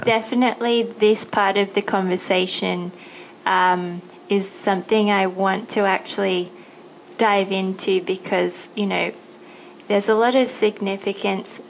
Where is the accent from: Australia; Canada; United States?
Australia; born or raised there; moved away as an adult; now in Thailand